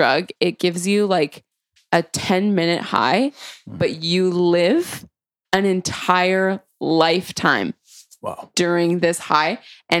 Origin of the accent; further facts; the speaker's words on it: South East England, United Kingdom; I grew up in Surrey, so you know, I've heard of a lot of drugs